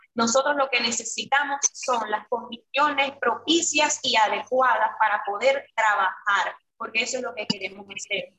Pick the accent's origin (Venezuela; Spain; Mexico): Venezuela; moved away as an adult; now in Curaçao; cuando salí de Venezuela, llego aquí